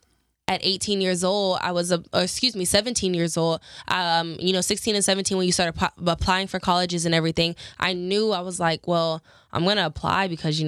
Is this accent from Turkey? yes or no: no; Houston, Texas, United States; moved away as an adult; now in Los Angeles, United States; coming here from Houston, Houston's my hometown. I grew up, I was born and raised in Houston.